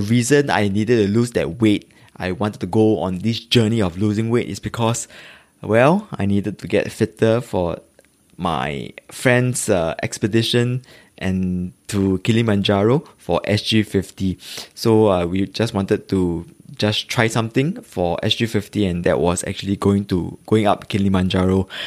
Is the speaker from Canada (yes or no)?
no; Singapore; I'm a Singaporean living in the east of Singapore. If you really must know, uh, it's actually in Tampines